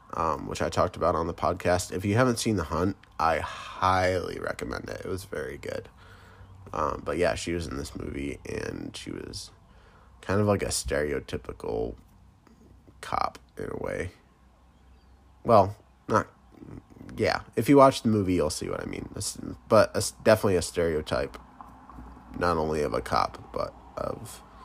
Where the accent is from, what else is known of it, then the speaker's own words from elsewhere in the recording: Michigan, United States; I am from the Mitten, um, Michigan.